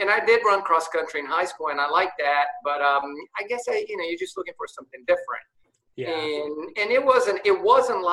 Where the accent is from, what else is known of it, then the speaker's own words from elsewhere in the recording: São Paulo, Brazil; also born or lived in Rio de Janeiro, Brazil; now in United States; I was born in Brazil, in São Paulo, Brazil, and I lived there until I was 10 years old. And then my dad got moved to the U.S. We lived here for 2 years and then went back to Brazil, back to Rio.